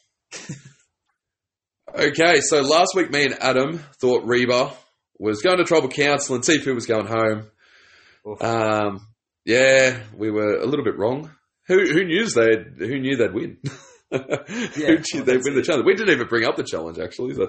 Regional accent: New South Wales, Australia; I'm from New South Wales

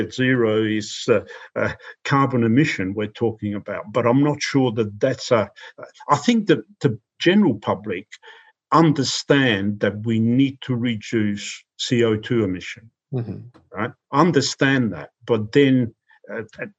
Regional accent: Australia; now in United Kingdom; I'm an Australian

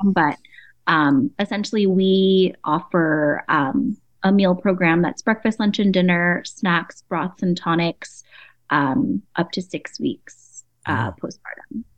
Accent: San Diego, California, United States; I'm Filipino and Chinese. I grew up in San Diego

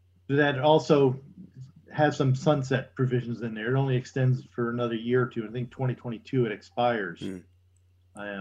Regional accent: United States; as an American

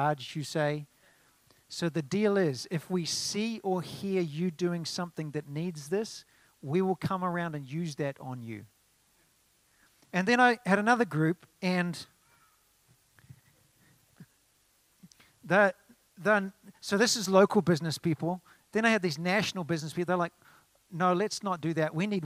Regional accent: New Zealand; now in United States; In New Zealand, we call it a 4x2

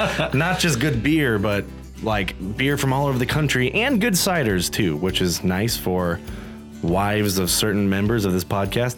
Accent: Wentzville, Missouri, United States; in Wentzville, Missouri, which happens to be my hometown

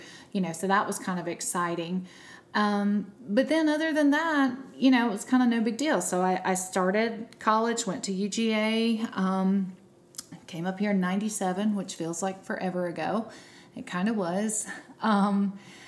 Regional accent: South Georgia, United States; I'm from South Georgia

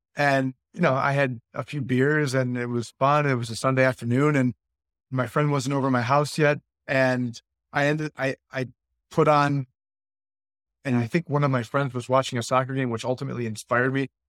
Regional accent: Buffalo, New York, United States; moved away as an adult; now in Florida, United States; I was born and raised in Buffalo

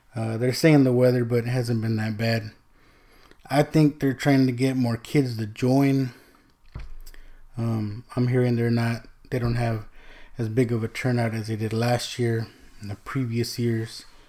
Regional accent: Texas, United States; also born or lived in California; My mom remarried. We moved from California to, to Texas, right? So my dad's in, in California, we're in Texas. So I really didn't grow up with my sisters

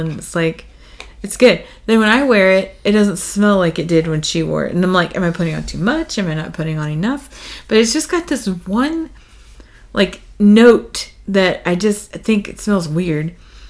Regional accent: Texas, United States; We are from Texas.

